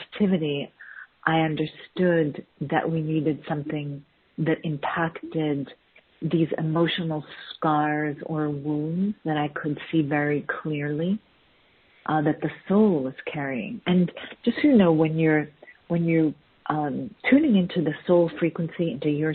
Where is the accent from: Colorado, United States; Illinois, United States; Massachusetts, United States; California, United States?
Massachusetts, United States; Boston; also born or lived in Chicago; I was born in Boston, Massachusetts, in the U.S.